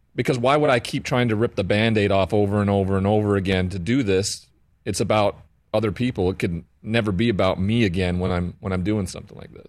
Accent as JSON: {"language": "English", "region": "Montana", "country": "United States", "tie": "born or raised there", "said": "growing up in Montana with the cowboy culture"}